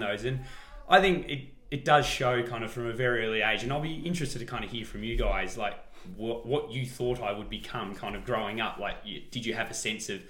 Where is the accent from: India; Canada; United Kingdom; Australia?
Australia; Wantirna, Victoria; also born or lived in Elwood; But then you moved us out to Wantirna